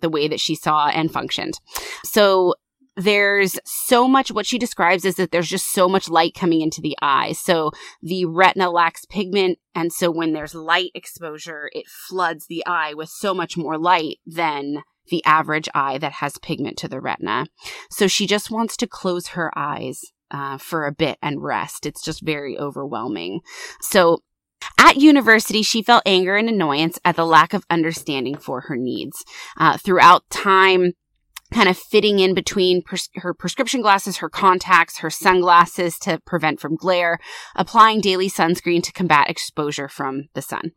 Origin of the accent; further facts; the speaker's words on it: United States; I'm American